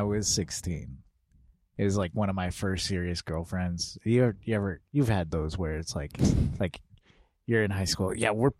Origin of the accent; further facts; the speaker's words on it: Midwest, United States; I grew up in the Midwest where you kind of do things a certain way or else you're branded a weirdo for the rest of your life.